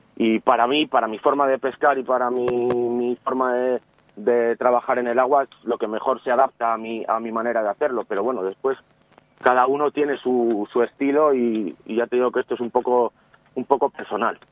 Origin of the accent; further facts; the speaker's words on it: León, Castile and León, Spain; yo soy de León